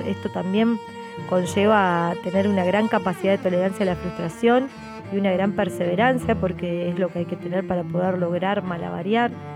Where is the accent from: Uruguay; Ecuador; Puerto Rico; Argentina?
Uruguay; estoy actualmente cursando una maestría, un posgrado en mi país.